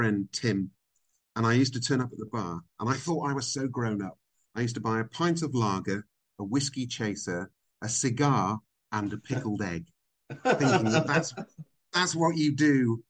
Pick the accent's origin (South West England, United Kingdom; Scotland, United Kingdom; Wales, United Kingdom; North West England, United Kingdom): South West England, United Kingdom; Burnham-on-Sea; accent: British; moved away as an adult; also born or lived in Vancouver, Canada / America; now in Dubai, United Arab Emirates; I was born in Canada. I was born in Vancouver. My folks had emigrated, but we came back to the UK when I was five. And I grew up in a little seaside town called Burnham-on-Sea.